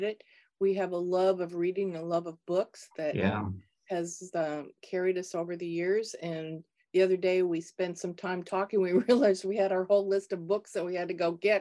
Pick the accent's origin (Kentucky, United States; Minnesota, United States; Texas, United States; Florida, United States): Minnesota, United States; I grew up in Minnesota, not far from the University of Minnesota campus.